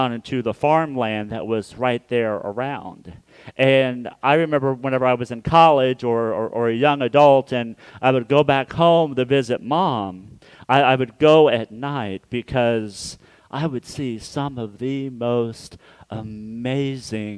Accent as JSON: {"language": "English", "town": "Hutchinson", "region": "Kansas", "country": "United States", "tie": "born or raised there", "moved": "yes", "said": "my hometown of Hutchinson, Kansas"}